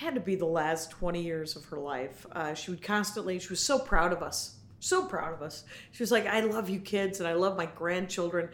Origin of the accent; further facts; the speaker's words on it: Milwaukee, Wisconsin, United States; moved away as an adult; also born or lived in Minneapolis; now in Los Angeles, United States; We're from Milwaukee